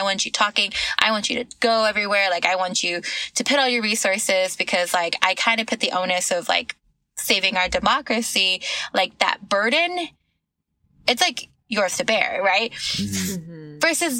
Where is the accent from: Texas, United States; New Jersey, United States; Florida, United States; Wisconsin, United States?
Texas, United States; also born or lived in California / New York City; I grew up in Texas, okay, but cool. Born in California. The longest I've ever lived in one place is New York City, but we bounced around a lot.